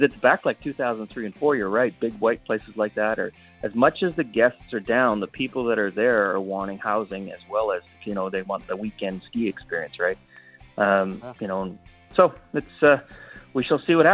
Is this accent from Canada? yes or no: yes; Saskatchewan, Canada; moved away; I grew up in Saskatchewan